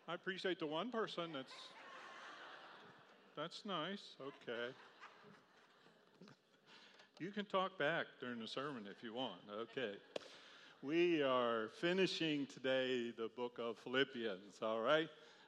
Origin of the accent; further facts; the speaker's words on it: Charlottesville, Virginia, United States; I grew up in Charlottesville, Virginia